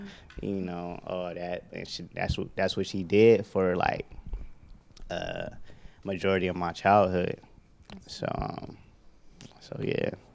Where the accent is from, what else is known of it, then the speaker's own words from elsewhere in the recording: Youngstown, Ohio, United States; also born or lived in Atlanta; now in Los Angeles, United States; I'm from Youngstown, Ohio. I left uh, my hometown probably like 2015, uh, and I relocated to Atlanta